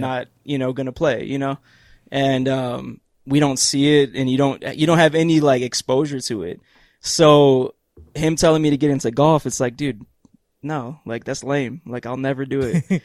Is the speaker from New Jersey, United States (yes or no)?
no; Cleveland, Ohio, United States; Cleveland, Ohio, where I'm from.